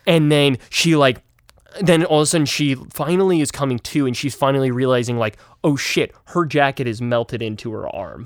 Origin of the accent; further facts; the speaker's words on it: Utah, United States; moved away; I'm originally from Utah